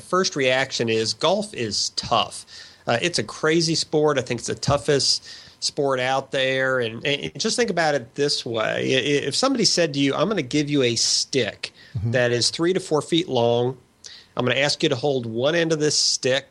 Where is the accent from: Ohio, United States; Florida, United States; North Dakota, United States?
North Dakota, United States; I grew up playing in North Dakota, actually, when I was in elementary school.